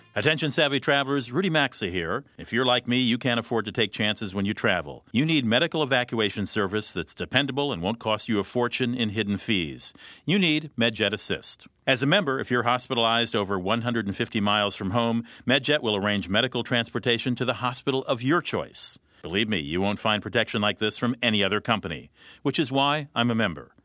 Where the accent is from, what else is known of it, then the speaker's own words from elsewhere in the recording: Minnesota, United States; my home state of Minnesota